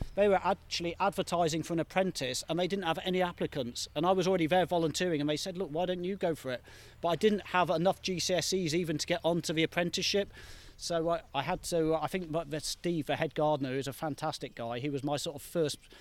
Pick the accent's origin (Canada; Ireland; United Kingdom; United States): United Kingdom; I grew up in the Midlands